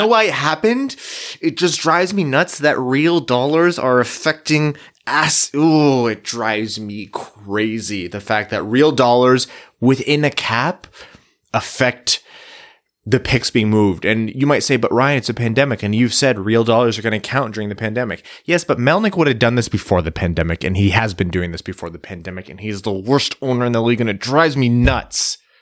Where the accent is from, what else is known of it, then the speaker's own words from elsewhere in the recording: Canada; being a Canadian kid